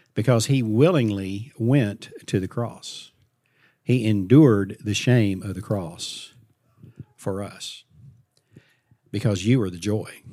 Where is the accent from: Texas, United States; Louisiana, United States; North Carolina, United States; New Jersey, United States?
Texas, United States; Fort Worth; I grew up in Fort Worth, Texas